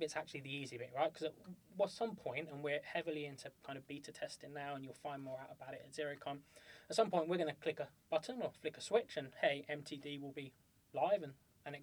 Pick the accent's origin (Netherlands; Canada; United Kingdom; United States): United Kingdom; we're British